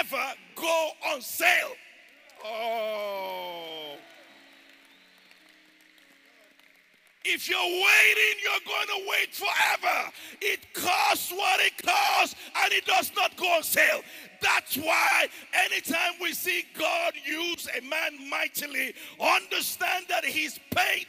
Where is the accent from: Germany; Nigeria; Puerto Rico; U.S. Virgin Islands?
Nigeria; Ijebu, Ogun State; now in Houston, United States; I'm from Ijebu in Nigeria